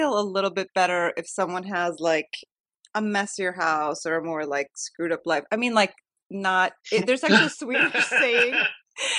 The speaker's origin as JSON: {"language": "English", "area": "outside of Chicago", "region": "Illinois", "country": "United States", "tie": "born or raised there", "moved": "yes", "lives_now": "Sweden", "said": "I am very Swedish. Good at accent. I'm born here, but I grew up in outside of Chicago. So we moved there when I was 7, and so I did like all my schooling there."}